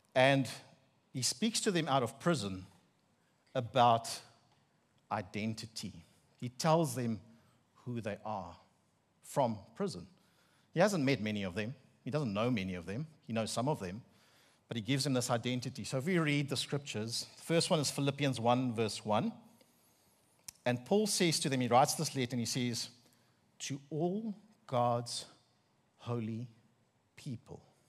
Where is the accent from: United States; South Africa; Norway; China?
South Africa; Bloemfontein, Free State; accent: Afrikaner; first language Afrikaans; English is a second language; now in KwaZulu-Natal, South Africa; And it's the middle of the Free State, um, legal capital of the country. And I grew up in Afrikaans household.